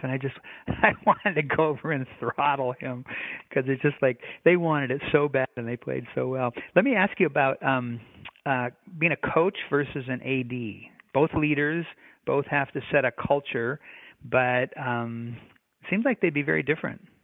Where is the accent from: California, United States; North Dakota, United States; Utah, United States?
North Dakota, United States; moved away; also born or lived in Minnesota; I grew up in the Midwest myself, North Dakota